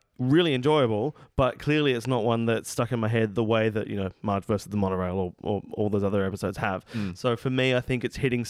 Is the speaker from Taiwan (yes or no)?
no; Australia; as an Australian